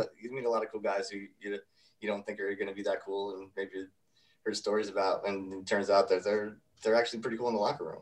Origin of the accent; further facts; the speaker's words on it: Kingston, New York, United States; a little bit upstate um, from the city, a town called a small city called Kingston, New York